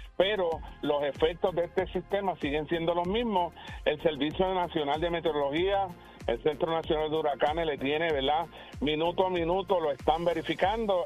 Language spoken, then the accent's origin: Spanish; Puerto Rico; nosotros como puertorriqueños